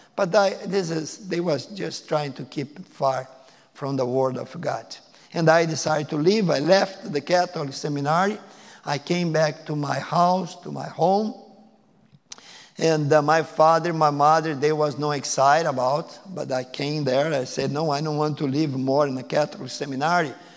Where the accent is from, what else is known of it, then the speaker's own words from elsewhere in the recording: Porto Alegre, Rio Grande do Sul, Brazil; English is a second language; moved away as an adult; now in United States; I am from Brazil, I and my wife. I was born in the big city, place called Porto Alegre